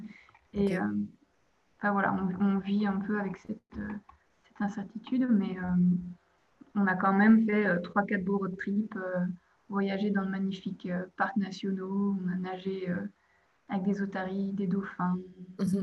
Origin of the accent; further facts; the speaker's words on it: Hannut, Liège province, Wallonia, Belgium; moved away as an adult; also born or lived in Montpellier, France; now in Perth, Australia; je suis originaire de Belgique, de, de Hanu, plus précisément en, province de Liège. J'y ai vécu jusqu'à la fin de mes études universitaires, donc euh, jusqu'à mes 23 ans